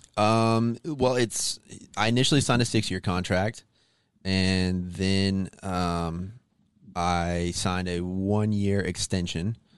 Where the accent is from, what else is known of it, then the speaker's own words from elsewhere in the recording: Arkansas, United States; moved away; also born or lived in Las Vegas; I'm from Arkansas originally